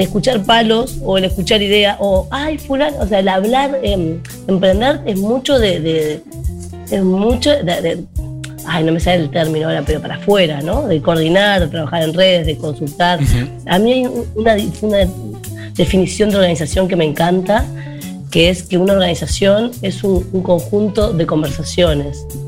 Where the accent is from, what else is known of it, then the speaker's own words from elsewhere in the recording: Montevideo, Uruguay; now in Rocha, Uruguay; como montevideana que vivo hace 10 años en Rocha